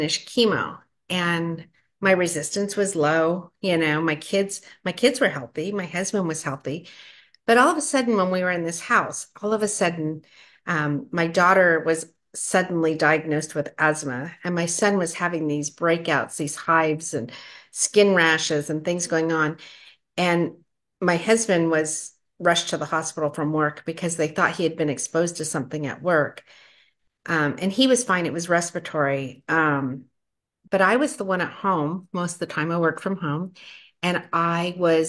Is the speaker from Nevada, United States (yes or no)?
yes; Las Vegas, Nevada, United States; moved away as an adult; now in California, United States; I grew up in Las Vegas, of all places